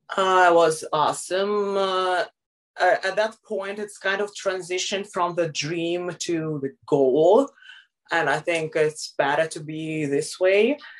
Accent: Moscow, Russia; I grew up in Moscow my whole life, so it's a big city

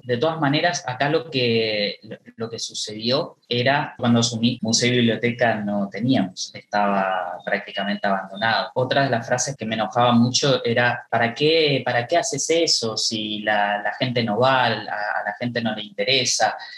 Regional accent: Esquina, Corrientes, Argentina; poder trabajar en, mi ciudad natal. Yo nací acá, en Esquina

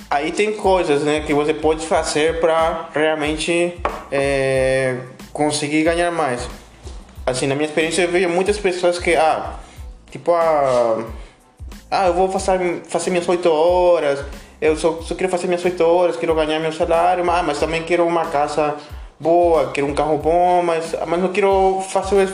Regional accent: Peru; É... Bom, eu, bom, eu sou do Peru, vocês comentaram, né?

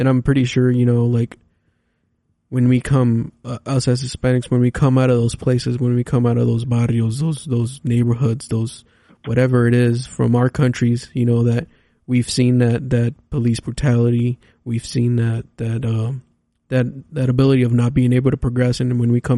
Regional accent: Los Angeles, California, United States; I grew up in, I was born in Los Angeles.

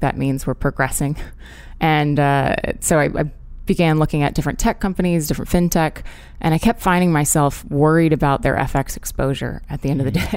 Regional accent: Orlando, Florida, United States; moved away as an adult; also born or lived in Hong Kong / London; I grew up in Orlando, Florida

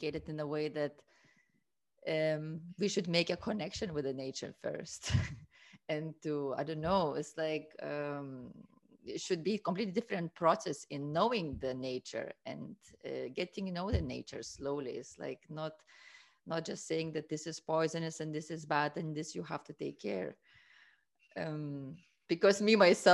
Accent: Lithuania; also born or lived in Portugal; now in Berlin, Germany; if I come from Lithuania, and then at school

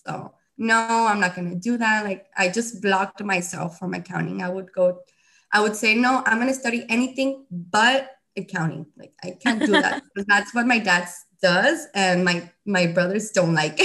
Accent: Reynosa, Tamaulipas, Mexico; I'm from Reynosa, and my parents come from Mexico City

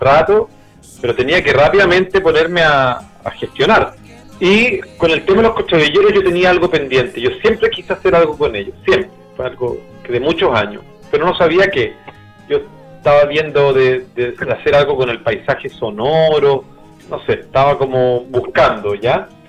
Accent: Santiago, Santiago Metropolitan Region, Chile; now in Temuco, Chile; yo era de Santiago

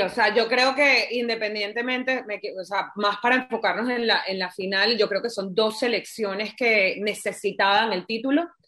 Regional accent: Venezuela; yo soy venezolana

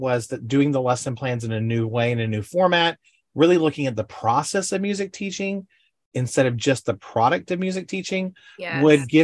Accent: Panama City, Florida, United States; I grew up in Panama City, Florida.

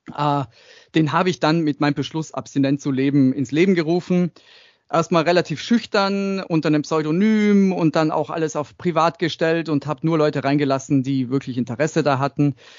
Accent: Tyrol, Austria; Ich bin in Österreich, in Tirol aufgewachsen, im Dorf

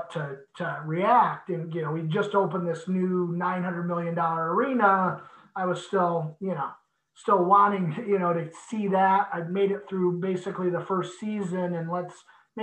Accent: Michigan, United States; I grew up in Michigan, so it's home

